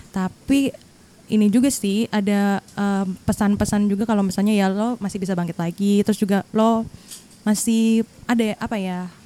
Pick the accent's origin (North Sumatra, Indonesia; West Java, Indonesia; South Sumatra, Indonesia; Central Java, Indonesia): West Java, Indonesia; Bogor; gue kan orang Bogornya.